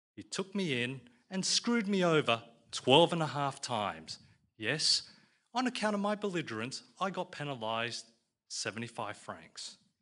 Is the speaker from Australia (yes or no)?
yes; Australia; I'm an Aussie Chinaman